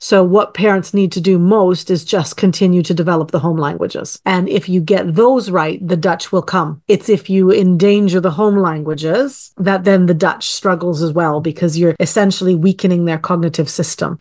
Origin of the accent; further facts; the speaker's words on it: Canada; I am Canadian-born and raised